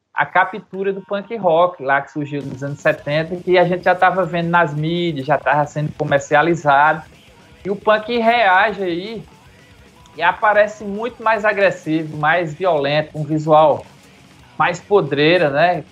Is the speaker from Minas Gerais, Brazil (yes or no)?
no; Campina Grande, Paraíba, Brazil; also born or lived in Monteiro, Paraíba; eu nasci em Monteiro, na Paraíba. Fui para Campina Grande, eu acho com 10 anos de idade